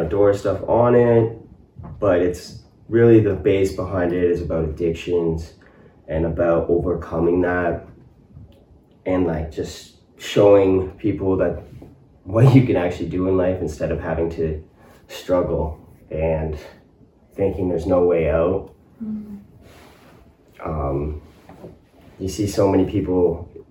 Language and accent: English; Colborne, Ontario, Canada; also born or lived in Ottawa; now in Cornwall, Canada; move back to my hometown and get into construction